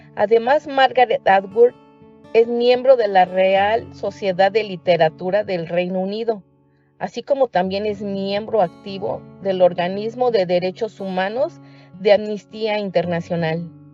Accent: Mexico; now in Chicago, United States; soy mexicana y vivo en la ciudad de Chicago

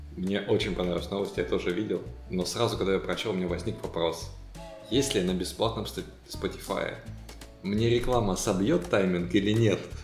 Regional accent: Siberia, Russia; моей родной Сибири

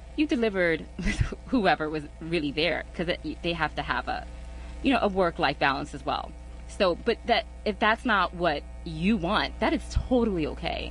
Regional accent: New York, United States; moved away; I wasn't from here. I was from New York.

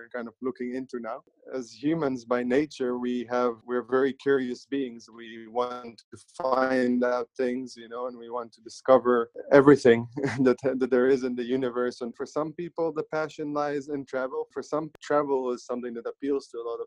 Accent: Netherlands; I was born in the Netherlands

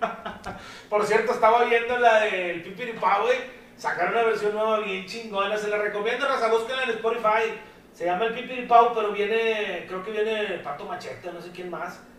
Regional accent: Mexico; como malos mexicanos que somos

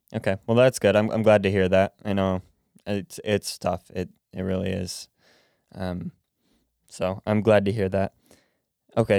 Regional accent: United States; I was born in America, raised in America

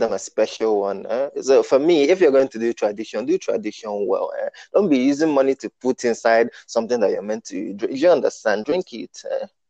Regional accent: Nigeria; I was born in Nigeria

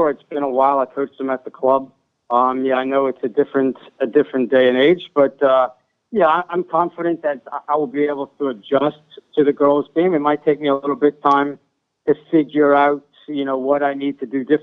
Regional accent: New Orleans, Louisiana, United States; coming from uptown New Orleans, from where I was from Newman.

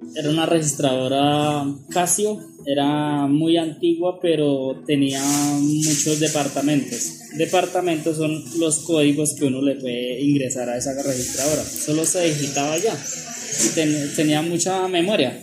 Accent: Santana, Boyacá, Colombia; moved away as an adult; Soy de Santana, Boyacá, eh, es de un pueblo muy cálido

